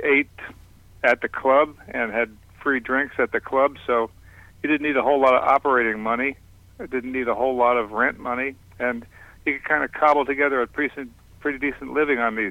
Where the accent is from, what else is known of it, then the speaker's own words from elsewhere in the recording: Boston, Massachusetts, United States; I'm from Boston, but I didn't start in Boston